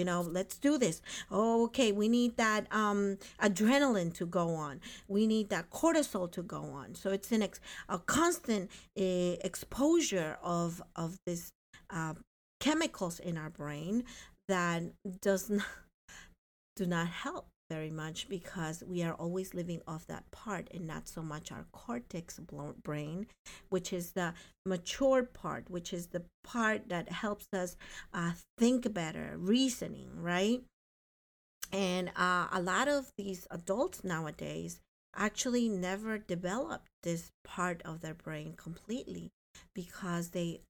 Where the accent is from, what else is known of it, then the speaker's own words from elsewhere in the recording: North Plainfield, New Jersey, United States; I come from the Plainfields. Hello. Hello to the hood. North Plainfield. Go Canucks.